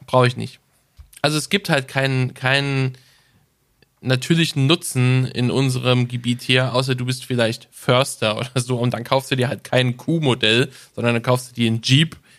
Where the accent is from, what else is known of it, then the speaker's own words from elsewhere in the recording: Germany; Da sind wir Deutsche sehr, sehr stolz darauf